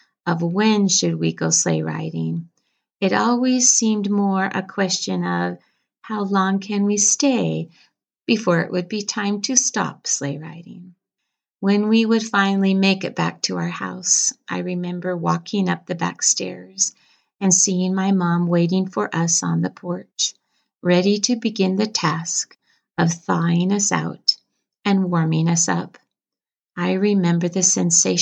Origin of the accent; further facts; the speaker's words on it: Bear River City, Utah, United States; When I was a child growing up in Bear River City